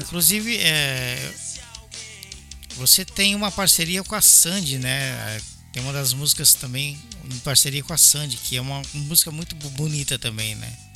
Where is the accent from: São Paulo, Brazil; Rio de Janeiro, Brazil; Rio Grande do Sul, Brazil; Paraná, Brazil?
São Paulo, Brazil; moved away; also born or lived in Belo Horizonte, Brazil; eu, eu sou paulista, mas eu morei em BH quase nove anos